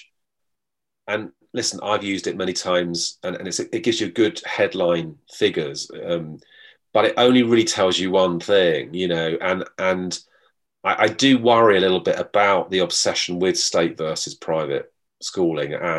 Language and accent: English; London, United Kingdom; I was from London